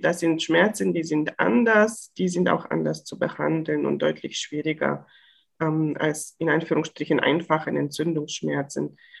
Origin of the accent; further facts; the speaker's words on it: Bulgaria; now in Bochum, Germany; ich komme aus Bulgarien gebürtig